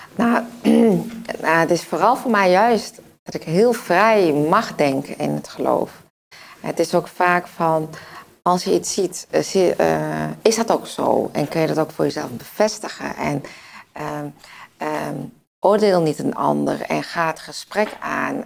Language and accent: Dutch; Winterswijk, Gelderland, Netherlands; ik kom uit Winterswijk. Dus uit het oosten.